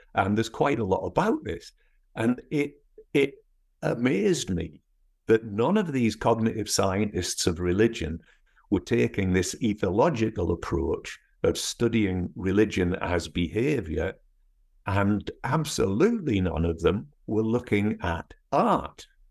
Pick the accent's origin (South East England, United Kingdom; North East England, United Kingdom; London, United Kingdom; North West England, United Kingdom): North East England, United Kingdom; accent: northeast English with bits of Scottish; moved away as an adult; also born or lived in Scotland / Edinburgh; now in United States; I was actually born in Scotland, um, but my parents moved to the northeast of England when I was four, and then I went back to university in Edinburgh when I was eighteen. So my accent is, is actually more northeast English, but with certain bits of Scottish thrown into it